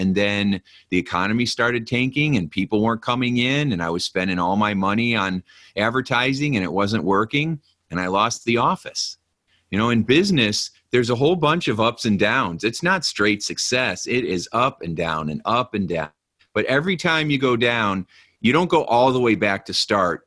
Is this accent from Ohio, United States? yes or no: no; Hobart, Indiana, United States; also born or lived in Gary, Indiana; I grew up, my apartment I was telling you about was in Gary, Indiana. And then I grew up in Hobart, Indiana, which is right next to it.